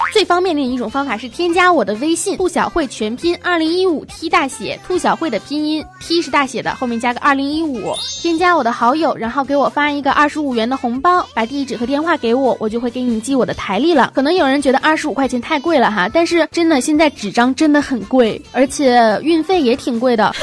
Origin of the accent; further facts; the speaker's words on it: Northeast China, China; 我是个东北人